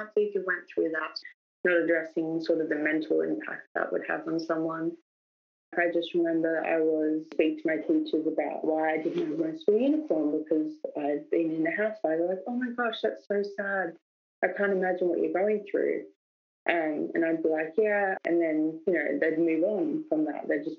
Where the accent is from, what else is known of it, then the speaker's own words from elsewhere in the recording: New South Wales, Australia; born there; now in Melbourne, Australia; I was born in New South Wales.